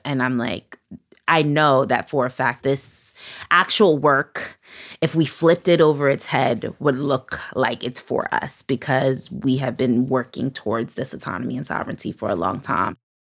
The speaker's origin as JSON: {"language": "English", "town": "New York City", "region": "New York", "country": "United States", "tie": "born or raised there", "said": "I grew up in Flatbush, Brooklyn, which is like a Caribbean, West Indian, Latin community"}